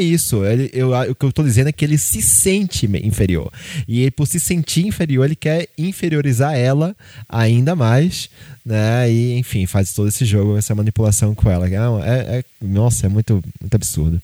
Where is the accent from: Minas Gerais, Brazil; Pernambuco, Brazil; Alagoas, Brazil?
Pernambuco, Brazil; Recife; moved away; lá em Recife, lá na minha, na minha terra